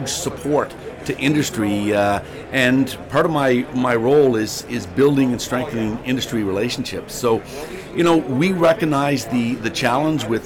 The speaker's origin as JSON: {"language": "English", "town": "Charlottetown", "region": "Prince Edward Island", "country": "Canada", "tie": "born or raised there", "said": "I'm born and raised in Charlottetown"}